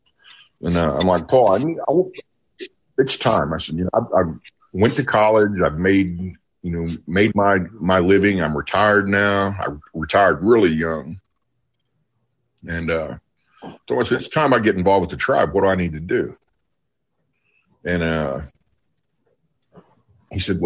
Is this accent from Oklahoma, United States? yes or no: yes; Okmulgee, Oklahoma, United States; moved away as an adult; also born or lived in Pennsylvania; I was raised down around Okmulgee, and I left Oklahoma